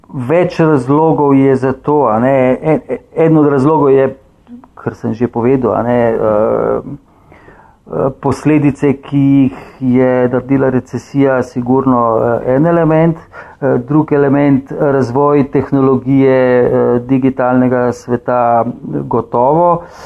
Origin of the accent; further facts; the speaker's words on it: Slovenia; smo Slovenci